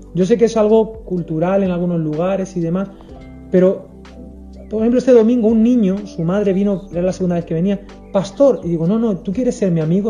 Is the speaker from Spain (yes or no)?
yes; Spain; también como español